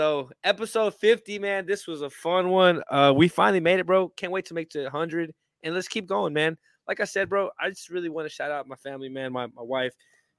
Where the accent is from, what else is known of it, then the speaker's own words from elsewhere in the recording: Houston, Texas, United States; … said I'm from Houston.